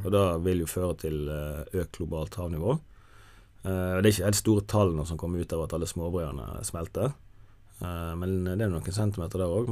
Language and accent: Norwegian; Jondal, Vestland, Norway; jeg, er jo født og oppvokst i Jondal i Hardanger